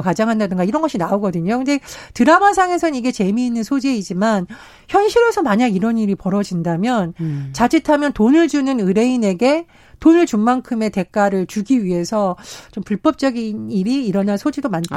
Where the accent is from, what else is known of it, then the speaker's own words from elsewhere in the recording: Gangwon, South Korea; 제가 이제 고향이 강원도인데